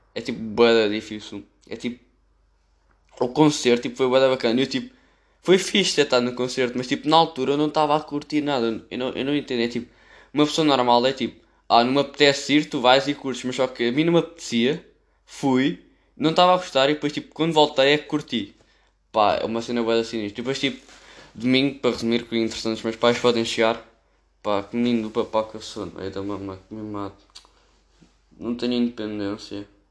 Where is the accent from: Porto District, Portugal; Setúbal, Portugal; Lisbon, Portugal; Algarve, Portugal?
Lisbon, Portugal; Amadora; eu sou da Amadora